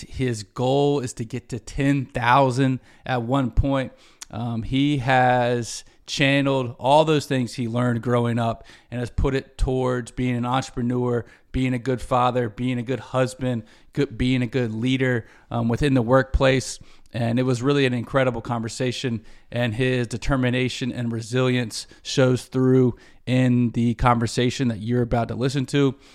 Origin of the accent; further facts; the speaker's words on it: Charlotte, North Carolina, United States; in Charlotte as a kid